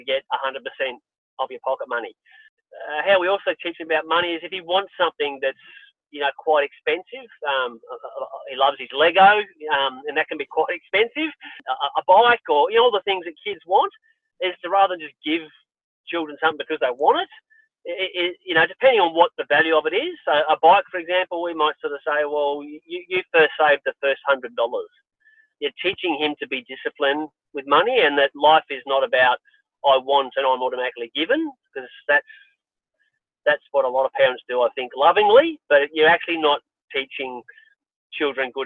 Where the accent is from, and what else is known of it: Australia; born or raised there